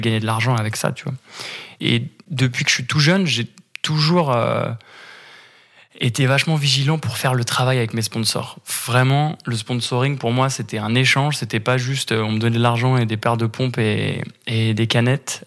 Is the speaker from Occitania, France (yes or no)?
no; Paris, Île-de-France, France; j'habite à Paris, en France. Je suis né à Paris, en France.